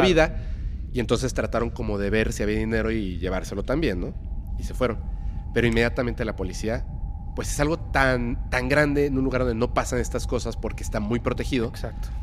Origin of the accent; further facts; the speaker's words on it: Mérida, Yucatán, Mexico; also born or lived in Mexico City; yo soy eh, mexicano